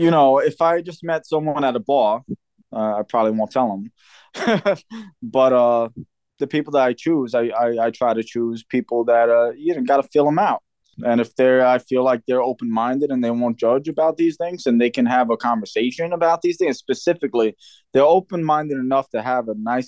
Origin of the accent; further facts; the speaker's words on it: New York City, New York, United States; now in Pennsylvania, United States; I come from New York City, which is very, you know, it's just a lot of different walks of life there